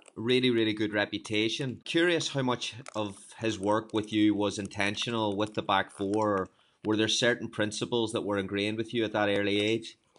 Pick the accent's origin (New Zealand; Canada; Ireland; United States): Ireland; as an Irishman